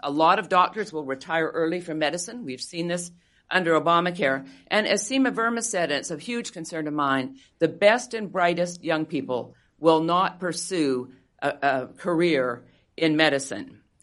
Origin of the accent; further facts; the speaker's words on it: Canada; moved away; I am Canadian. I grew up under single payer healthcare.